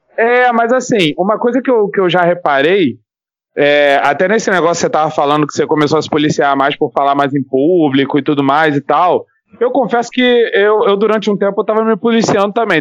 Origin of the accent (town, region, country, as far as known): Rio de Janeiro, Brazil